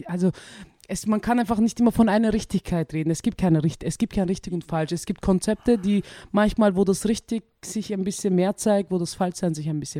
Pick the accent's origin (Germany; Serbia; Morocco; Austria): Austria; Vienna; wir sind in Otterkring geboren. Also ich lebe schon seit 28 Jahren in Otterkring. Ich kenne schon jede Ecke.